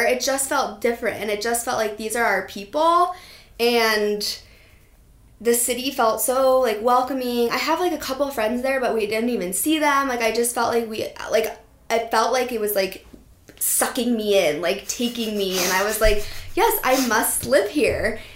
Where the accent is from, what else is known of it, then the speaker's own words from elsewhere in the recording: Steamboat Springs, Colorado, United States; I grew up in Steamboat Springs, Colorado